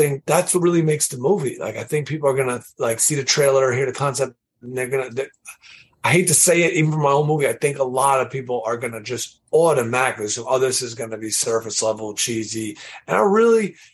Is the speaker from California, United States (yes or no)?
no; New York City, New York, United States; I'm from Queens, New York